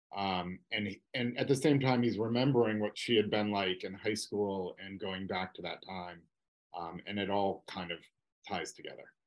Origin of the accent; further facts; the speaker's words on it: Massachusetts, United States; I grew up in Massachusetts